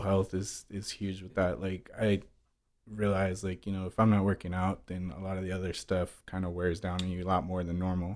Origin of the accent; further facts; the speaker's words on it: San Francisco, California, United States; moved away as an adult; also born or lived in Queens, New York; I grew up in San Francisco until the last four years when I moved here